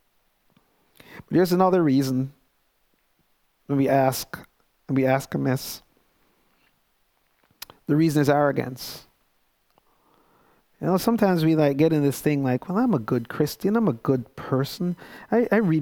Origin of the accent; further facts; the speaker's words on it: Jamaica; now in United States; I knew that I was Jamaican. I'm still Jamaican.